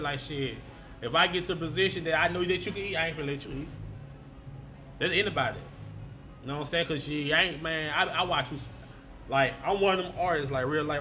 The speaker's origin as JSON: {"language": "English", "town": "Shreveport", "region": "Louisiana", "country": "United States", "said": "a lot of people think I'm from Baton Rouge, now I'm from Shreveport."}